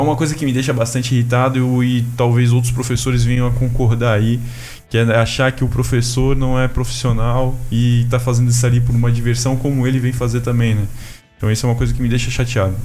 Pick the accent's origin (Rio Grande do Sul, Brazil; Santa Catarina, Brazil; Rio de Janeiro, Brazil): Santa Catarina, Brazil; Blumenau; sou da cidade de Blumenau também